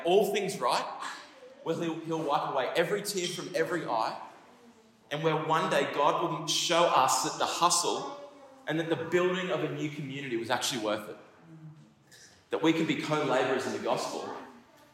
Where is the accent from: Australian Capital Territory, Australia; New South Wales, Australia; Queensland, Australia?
Queensland, Australia; Kallangur; I grew up in Kalanga.